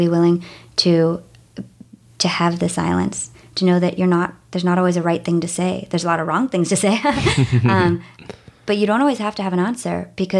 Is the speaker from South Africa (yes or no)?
yes; South Africa; I'm from South Africa, and we moved every 2 years until I was a teenager, countries or states.